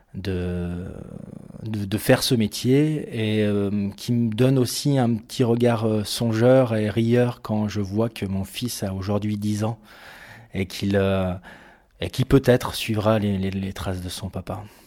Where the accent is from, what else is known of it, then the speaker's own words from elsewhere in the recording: Bourg-Saint-Maurice, Auvergne-Rhône-Alpes, France; moved away; j'ai grandi à Bourg-Saint-Maurice, en Savoie, euh, près des montagnes.